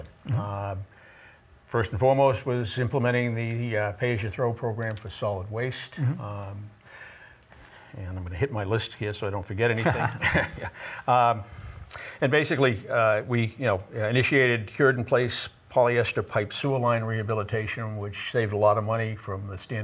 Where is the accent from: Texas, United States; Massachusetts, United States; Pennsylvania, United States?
Massachusetts, United States; Westwood; I was born and raised in Westwood, Massachusetts. I graduated from Westwood High School in 1965.